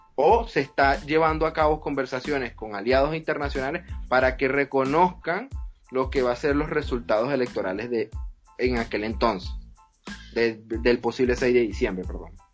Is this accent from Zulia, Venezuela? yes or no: no; Linares Alcántara, Aragua, Venezuela; moved away as an adult; yo nací y crecí en Linares Alcántara, parroquia Francisco de Miranda